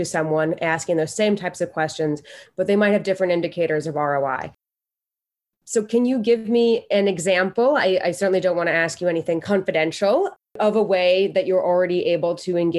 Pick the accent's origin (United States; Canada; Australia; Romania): United States; as an American